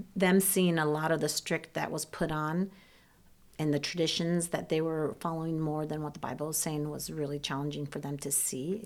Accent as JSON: {"language": "English", "region": "Ohio", "country": "United States", "tie": "born or raised there", "first_language": "Serbian", "second_language": "English", "said": "I grew up in Ohio"}